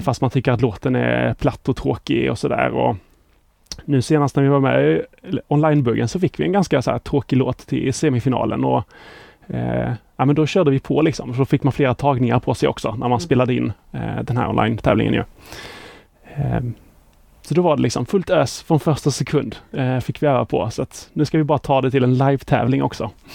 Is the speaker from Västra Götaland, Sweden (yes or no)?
no; Båstad, Skåne, Sweden; moved away as an adult; also born or lived in Lund; now in Stockholm, Sweden; Pluggade i Lund, men är uppväxt i Båstad.